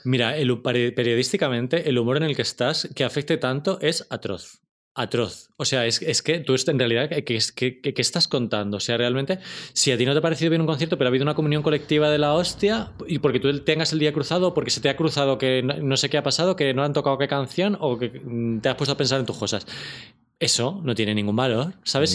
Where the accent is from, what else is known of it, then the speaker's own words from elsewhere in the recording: Torrejón de Ardoz, Community of Madrid, Spain; soy de Torrejón